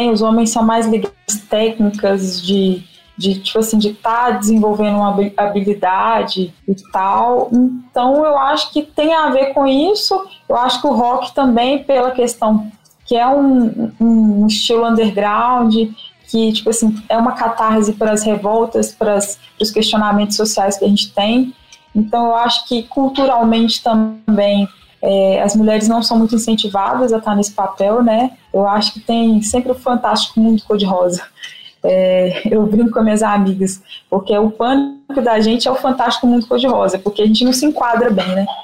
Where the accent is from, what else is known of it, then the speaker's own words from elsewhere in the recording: Guanhães, Minas Gerais, Brazil; also born or lived in Belo Horizonte; eu cresci no interior de Minas, numa cidade que chama Guanhães, que eu considero assim. Eu nasci em Belo Horizonte, morei em várias cidades do, do interior de Minas, né?